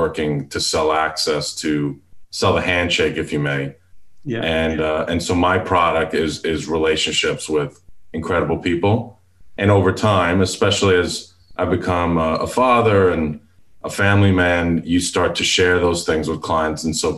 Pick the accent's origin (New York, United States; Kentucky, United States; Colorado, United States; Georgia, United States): New York, United States; Long Island; now in Houston, United States; I live in Houston, Texas. I was born and raised in Long Island, New York